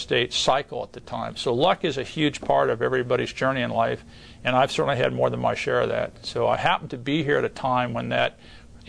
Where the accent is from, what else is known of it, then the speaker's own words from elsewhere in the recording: Ohio, United States; moved away; my dad was a real estate developer and a contractor in the Midwest where I grew up in Ohio